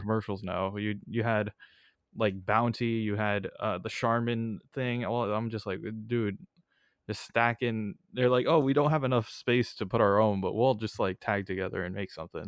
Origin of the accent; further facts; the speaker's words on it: Bay Area, California, United States; I'm from the Bay Area